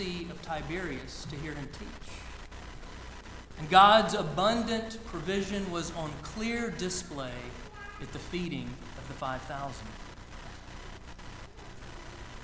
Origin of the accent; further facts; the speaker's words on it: Lake Lanier, northeast Georgia, United States; So I grew up on Lake Lanier in northeast Georgia. It's about an hour north of Atlanta